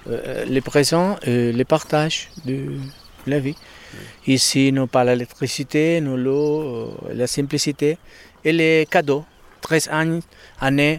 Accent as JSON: {"language": "French", "town": "Barcelona", "region": "Catalonia", "country": "Spain", "tie": "born or raised there", "second_language": "French", "said": "je suis espagnol, je suis né en Barcelone"}